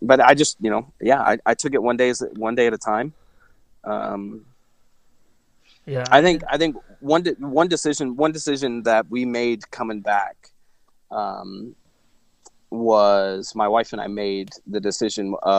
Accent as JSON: {"language": "English", "area": "Truman Lake", "region": "Missouri", "country": "United States", "tie": "born or raised there", "said": "I grew up around Truman Lake in Missouri"}